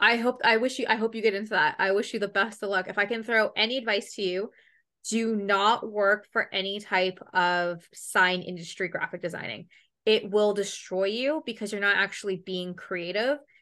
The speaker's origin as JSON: {"language": "English", "country": "Canada", "accent": "Canadian", "said": "I'm from Canada"}